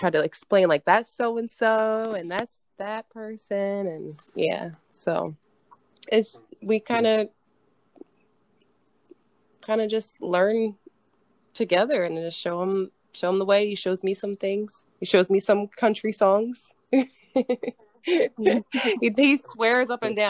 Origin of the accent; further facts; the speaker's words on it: the South, United States; I'm from the South